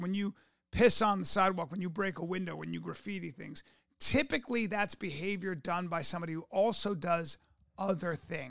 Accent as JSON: {"language": "English", "town": "New York City", "region": "New York", "country": "United States", "said": "as somebody from New York, as somebody, my mother was born and raised in New York City, so in Brooklyn. But my grandfather worked in the city. My grandfather had his warehouses in Tribeca. I have roots that go back there."}